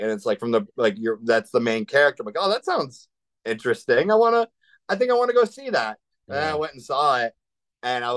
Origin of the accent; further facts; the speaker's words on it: Cleveland, Ohio, United States; we're all from Cleveland area